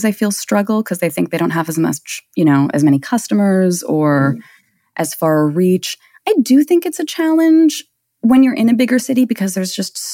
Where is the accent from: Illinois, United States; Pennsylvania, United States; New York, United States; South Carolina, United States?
New York, United States; New York City; I am in Brooklyn, New York. I am born and bred here.